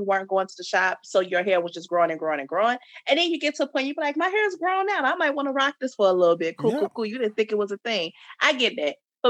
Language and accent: English; Chicago, Illinois, United States; I mean, I don't really sound like I'm from Chicago.